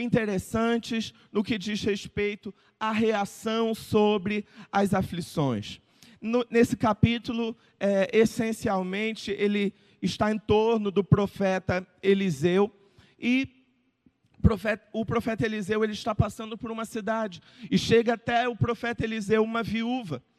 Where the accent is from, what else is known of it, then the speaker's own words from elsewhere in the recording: Brazil; como bom brasileiro